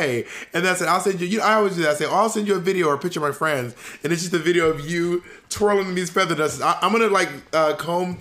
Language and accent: English; Columbus, Georgia, United States; moved away; also born or lived in Opelika, Alabama; from Columbus, Georgia.